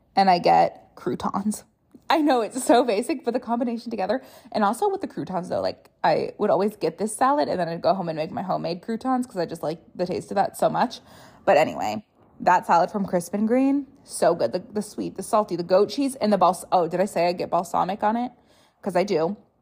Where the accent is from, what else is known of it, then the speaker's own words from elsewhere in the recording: Rochester, Minnesota, United States; moved away as an adult; now in Minneapolis, United States; my hometown's Rochester.